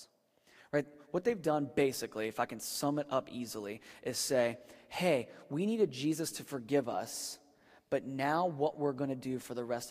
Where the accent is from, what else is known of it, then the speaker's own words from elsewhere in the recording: Northern Virginia, United States; moved away; I grew up in Virginia, and so we were like the top part of the buckle on the Bible Belt. And I was in Northern Virginia